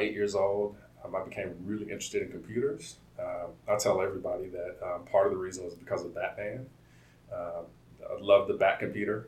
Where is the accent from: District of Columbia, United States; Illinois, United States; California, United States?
California, United States; Compton; also born or lived in Omaha, Nebraska; my story begins in uh, Compton. I was born in Omaha, Nebraska, and, and, um, but my story really starts in Compton uh, in '88